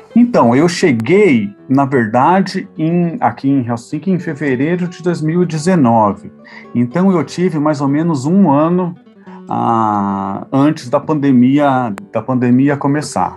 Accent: Brazil; moved away as an adult; also born or lived in Europe; apesar de eu ter a ah, saído do Brasil, assim, né, e decidido a ah, me tornar professor no, no exterior, eu ainda sou brasileiro

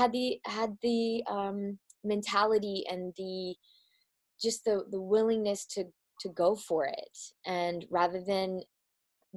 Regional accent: Midwest, United States; I'm from the Midwest

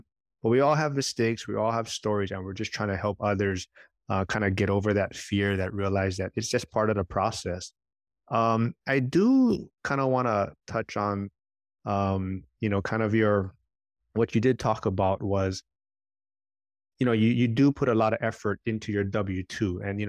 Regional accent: Hawaii, United States; being born and raised in Hawaii. The prices for real estate is super expensive and has such a high entry point to get in.

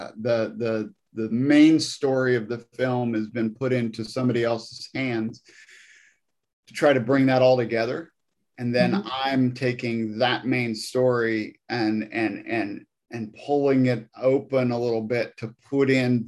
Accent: Missouri, United States; now in Nashville, United States; I grew up in Missouri, out in the country

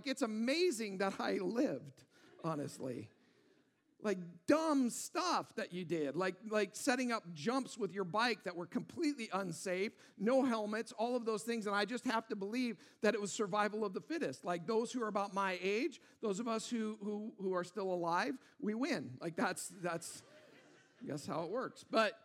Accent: Auburn, Washington, United States; I grew up in Auburn, Washington

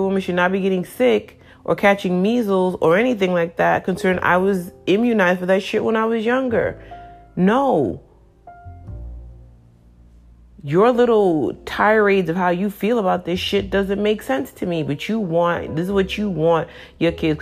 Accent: New York City, New York, United States; growing up in New York City

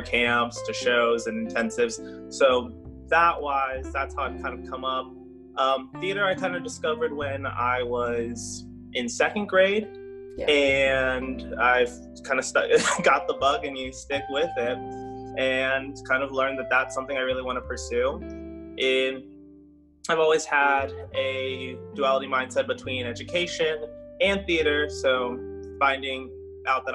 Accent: Jacksonville, Florida, United States; also born or lived in Cincinnati, Ohio; I am from Jacksonville, Florida, and born and raised here

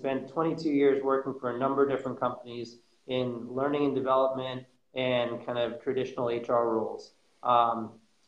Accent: New York City, New York, United States; also born or lived in Florida; born and raised in New York City in Manhattan.

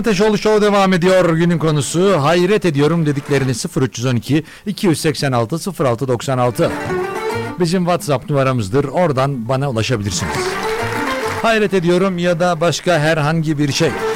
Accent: Turkey; Bizim ülkemizde

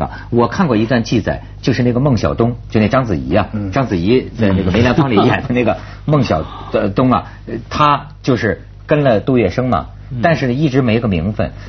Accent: China; 你说兰桂坊，我中国人我试过那玩意儿不可能

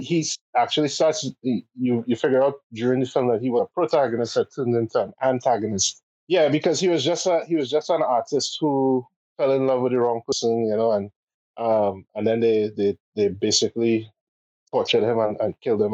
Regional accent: Port of Spain, Trinidad & Tobago; we grew up in Port of Spain, and because of that, Carnival literally would go by our our doorstep

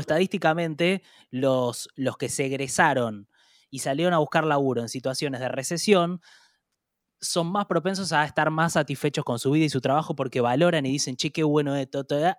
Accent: Argentina; como argentinos

